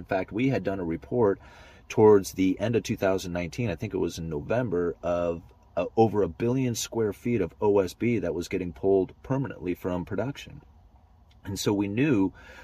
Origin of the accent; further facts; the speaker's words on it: Pacific Northwest, United States; I am from the Pacific Northwest